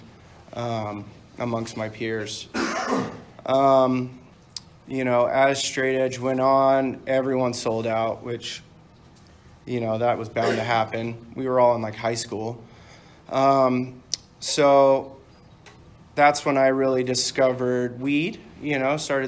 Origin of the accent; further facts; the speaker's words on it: Dana Point, California, United States; also born or lived in Canada / Palm Springs; I grew up in Dana Point